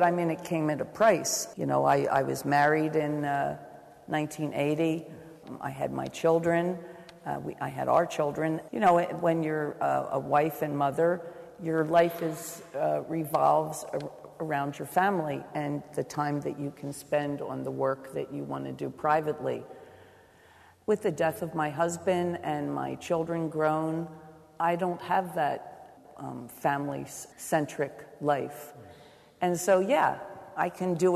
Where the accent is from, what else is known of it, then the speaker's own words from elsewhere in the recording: New Jersey, United States; moved away as an adult; now in New York City, United States; I'm not from New York City. I lived in South Jersey. I had to leave South Jersey